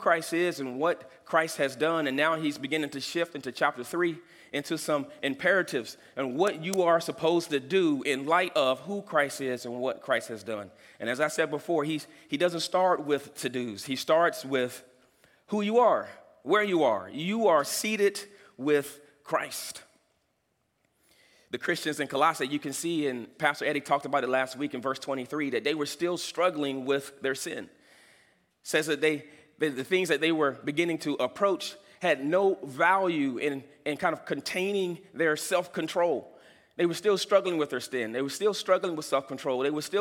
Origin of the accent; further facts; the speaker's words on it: Butner, North Carolina, United States; I am from Butner, North Carolina. I am a good old country boy